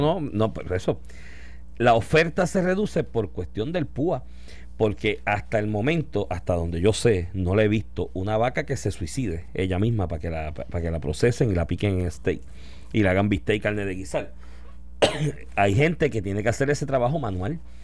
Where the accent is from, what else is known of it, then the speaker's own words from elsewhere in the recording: Puerto Rico; siendo nosotros colonia de Estados Estados Unidos. Si Estados Unidos tiene una crisis económica, ¿qué nos va a pasar a nosotros aquí?